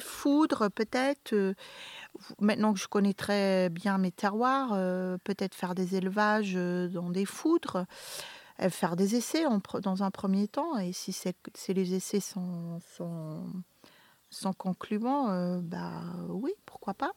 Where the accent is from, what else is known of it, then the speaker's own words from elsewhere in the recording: Flanders, Belgium; moved away as an adult; now in Beaumont-en-Véron, France; Les vins de mon pays natal, qui a eu maintenant une... Euh, la Belgique